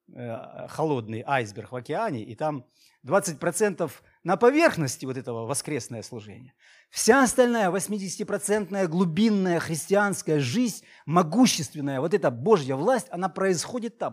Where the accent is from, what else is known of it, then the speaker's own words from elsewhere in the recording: Maykop, Adygea, Russia; moved away as an adult; also born or lived in Krasnodar; now in Novorossiysk, Russia; где ты родился, где ты крестился, где ты женился, влюбился, целовался первый раз и все остальное, Майкоп, мой город